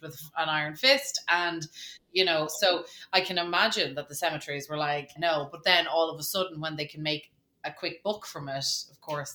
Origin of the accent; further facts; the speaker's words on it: Ireland; when I was 15, and as most Irish, you know, teenagers had to do, you had to get out and get a job